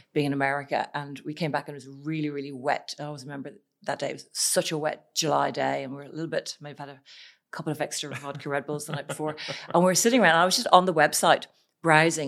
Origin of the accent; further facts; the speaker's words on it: Ireland; moved away as an adult; I'm Irish